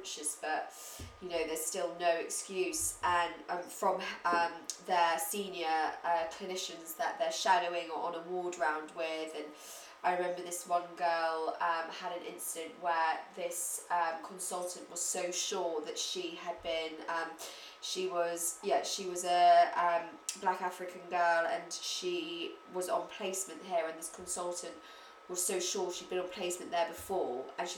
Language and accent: English; London, United Kingdom; also born or lived in Bristol; I'm from London and my family live in London, but I study in Bristol